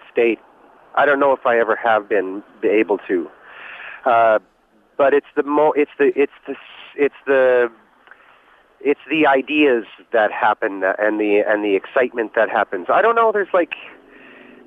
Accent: Regina, Saskatchewan, Canada; I grew up in Regina

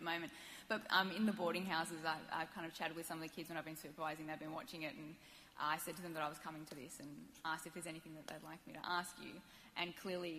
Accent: Australia

